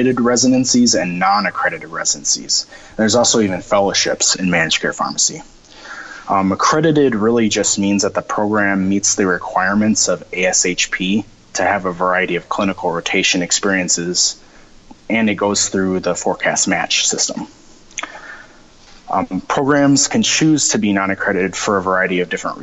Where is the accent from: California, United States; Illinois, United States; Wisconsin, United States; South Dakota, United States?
South Dakota, United States; Sioux Falls; moved away as an adult; now in Minneapolis, United States; I'm originally from Sioux Falls, South Dakota, and so this was a big change coming to a big city